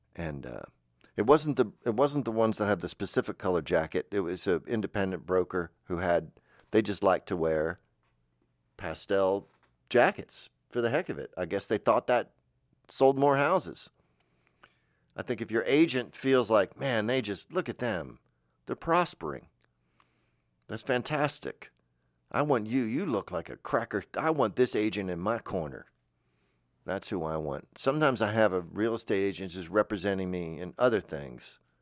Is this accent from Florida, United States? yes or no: yes; Florida, United States; moved away; I'm from Florida